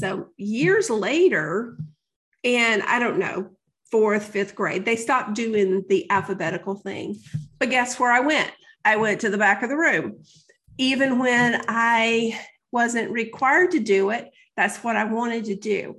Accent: the South, United States; I grew up in the South

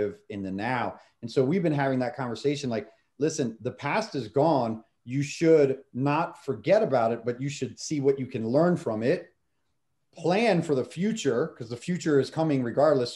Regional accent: Maryland, United States; I grew up in Maryland

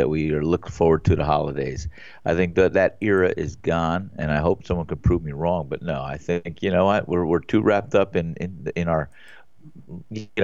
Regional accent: Northeast, United States; moved away; growing up in the Northeast

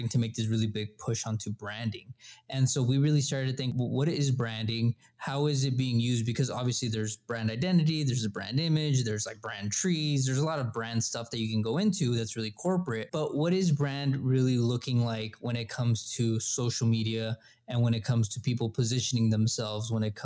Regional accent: El Paso, Texas, United States; We're from El Paso. This is where we're at right now.

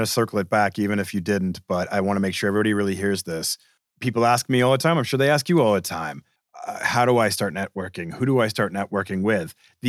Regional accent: Boston, Massachusetts, United States; I'm from Boston.

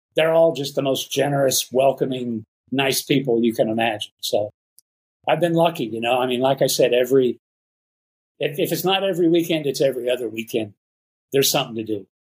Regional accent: Dallas, Texas, United States; moved away as an adult; also born or lived in Houston, Texas; now in Nayarit, Mexico; I grew up mostly in the Dallas Fort Worth area.

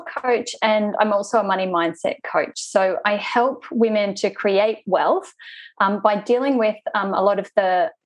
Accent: Sydney, New South Wales, Australia; I am from Sydney, Australia.

